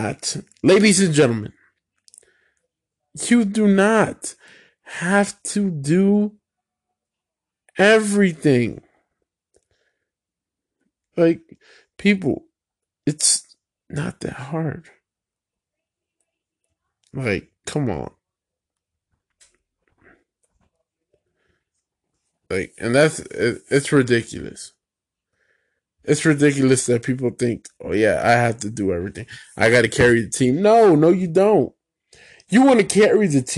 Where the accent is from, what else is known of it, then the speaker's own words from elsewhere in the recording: United States; I'm a Puerto Rican man, but I was born in the United States